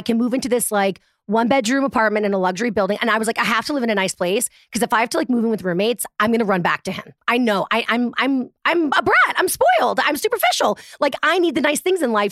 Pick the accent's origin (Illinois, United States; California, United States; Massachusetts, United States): Massachusetts, United States; Boston; moved away; also born or lived in Manhattan, New York; And I'm from Boston